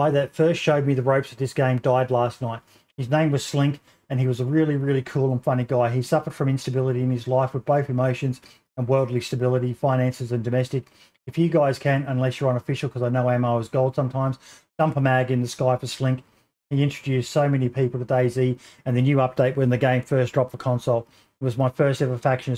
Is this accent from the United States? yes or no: no; Australia; me being an Aussie